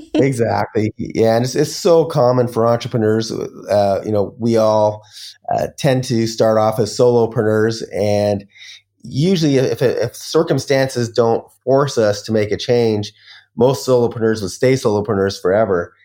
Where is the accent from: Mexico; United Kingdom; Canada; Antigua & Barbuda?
Canada; moved away as an adult; also born or lived in Las Vegas, United States; now in Bali, Indonesia; I'm Canadian